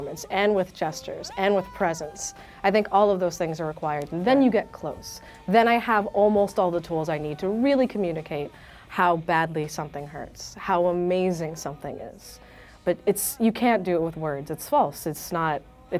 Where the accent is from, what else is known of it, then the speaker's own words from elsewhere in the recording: New York, United States; I'm born and raised in New York, live in Washington Heights